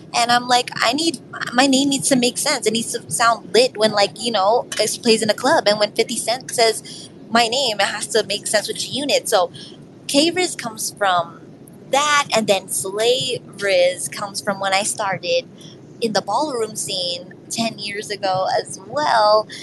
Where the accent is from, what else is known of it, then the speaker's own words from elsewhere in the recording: New York City, New York, United States; I'm from New York City